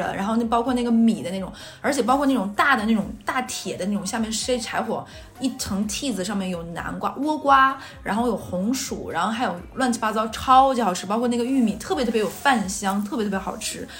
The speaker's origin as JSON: {"language": "Chinese", "region": "Northeast China", "country": "China", "said": "然后他就他可能就是在刻板印象里觉得我们东北就很可怕。"}